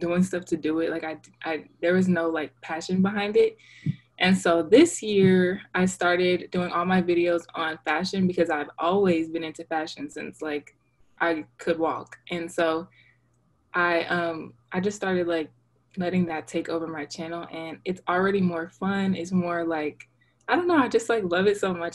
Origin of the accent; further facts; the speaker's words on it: Dallas, Texas, United States; also born or lived in Virginia; I was born in Virginia and I was raised in Texas.